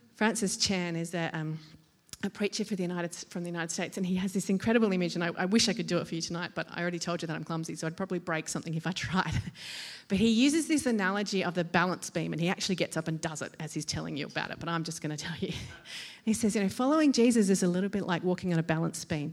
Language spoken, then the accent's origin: English; Australia; as an Australian